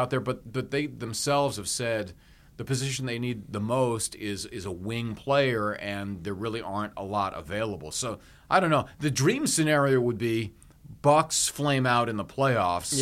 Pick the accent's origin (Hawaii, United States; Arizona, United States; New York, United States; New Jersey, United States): Hawaii, United States; I grew up in Hawaii